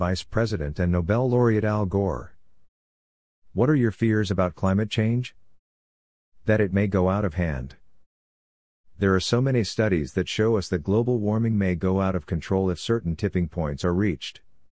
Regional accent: Assam, India; from Assam, India. I grew up in Assam, India, in the middle of civil unrest

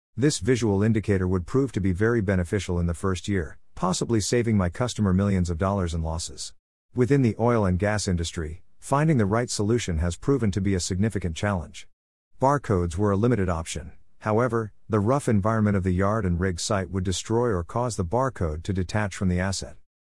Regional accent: Uvalde, Texas, United States; also born or lived in Austin, Texas; my years growing up in Uvalde, Texas

